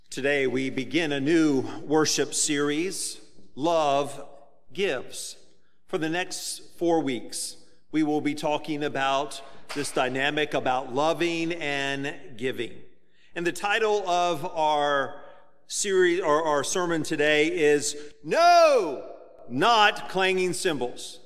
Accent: Virginia Beach, Virginia, United States; When I was a teenager growing up in Virginia Beach

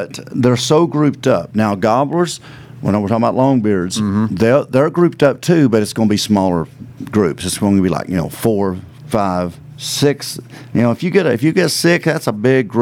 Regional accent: Virginia, United States; moved away as an adult; also born or lived in Missouri; I just moved back home because I'm originally from Virginia, and I just moved back. I was in Missouri for 10 years

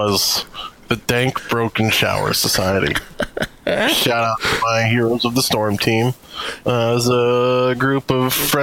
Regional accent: United States; as an American

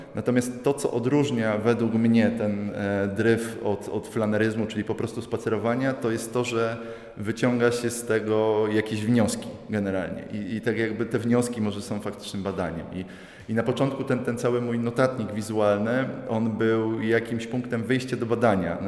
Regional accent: Radzionków, Silesian Voivodeship, Poland; pochodzę z Radzionkowa

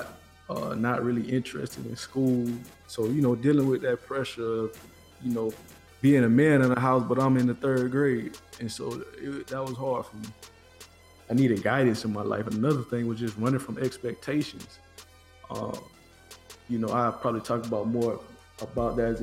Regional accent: Tallahassee, Florida, United States; growing up in Tallahassee, man, it was fun

